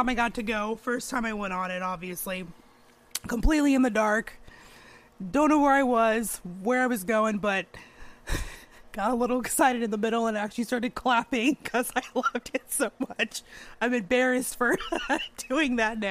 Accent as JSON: {"language": "English", "area": "outside of Phoenix", "region": "Arizona", "country": "United States", "tie": "born or raised there", "moved": "yes", "said": "my hometown outside of Phoenix, Arizona, Superstition Mountain"}